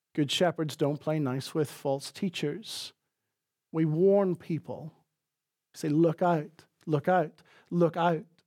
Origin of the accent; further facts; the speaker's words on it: Northern Ireland, United Kingdom; accent: Northern Irish; moved away; my Northern Irish accent